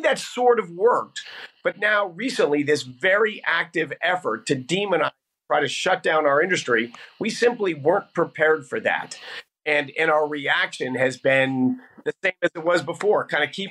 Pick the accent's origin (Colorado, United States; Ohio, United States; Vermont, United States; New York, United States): Colorado, United States; Denver; I grew up here in Denver, Colorado